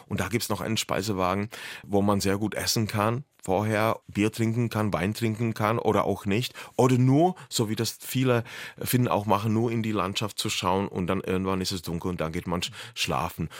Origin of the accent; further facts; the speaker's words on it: Lomnice nad Popelkou, Liberec Region, Czechia; German is a second language; Lomnica nad Popelkou, meine Geburtsstadt